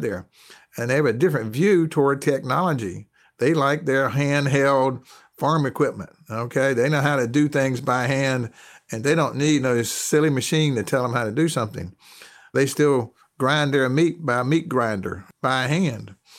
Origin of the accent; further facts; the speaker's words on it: North Carolina, United States; I'm a Southerner. I'm from North Carolina.